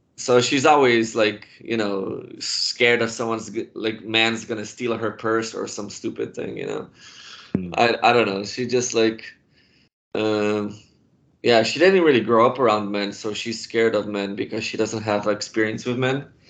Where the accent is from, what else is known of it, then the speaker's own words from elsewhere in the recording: Poland; moved away; I started drinking beer in Poland when I was ten years old